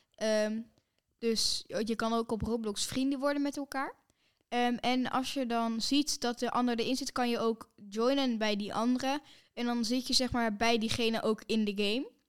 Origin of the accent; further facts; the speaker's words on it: Netherlands; wij zijn natuurlijk van Nederland